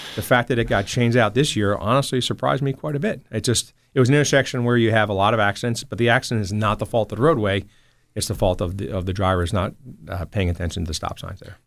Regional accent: Toms River, New Jersey, United States; also born or lived in Newark; I grew up in Tom's River

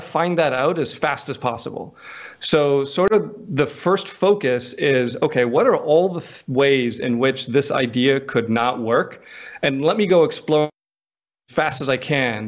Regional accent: North Dakota, United States; also born or lived in Houston / Washington, D.C.; now in coastal Mississippi, United States; I grew up in North Dakota

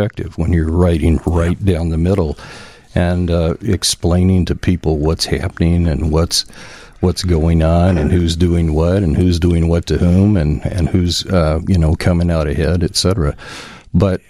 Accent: Winchester, Illinois, United States; I grew up in a small town in Winchester, Illinois. It's about 60 miles west of Springfield

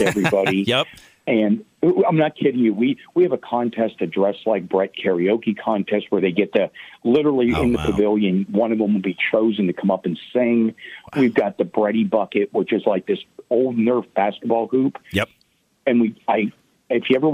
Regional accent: Pittsburgh, Pennsylvania, United States; I'm from Pittsburgh

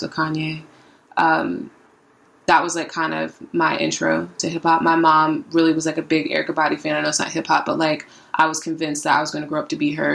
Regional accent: Virginia Beach, Virginia, United States; now in Los Angeles, United States; I'm originally from Virginia Beach

